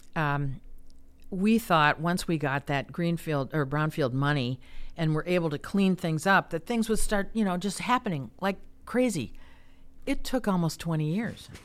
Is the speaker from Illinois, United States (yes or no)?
yes; Chicago, Illinois, United States; moved away as an adult; also born or lived in Kansas / Iowa City, Iowa; now in Cedar Rapids, United States; I'm from the Chicago area